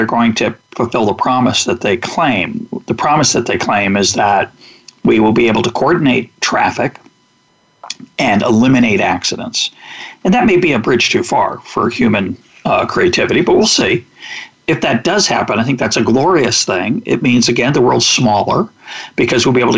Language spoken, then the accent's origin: English; United States; I was born in the United States. I got an enormous advantage in 1954 that I was born in the United States